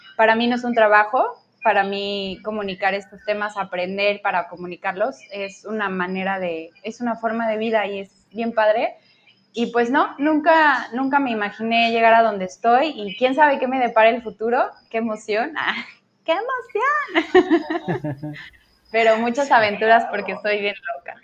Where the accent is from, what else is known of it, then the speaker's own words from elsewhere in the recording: Querétaro, Mexico; moved away as an adult; now in Cancún, Mexico; yo soy de Querétaro, bueno, yo crecí en Querétaro